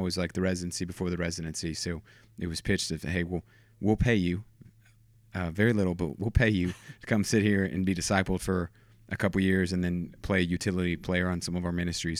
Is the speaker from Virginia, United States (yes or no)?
no; Houston, Texas, United States; also born or lived in Wichita, Kansas; So, I grew up in Houston, Texas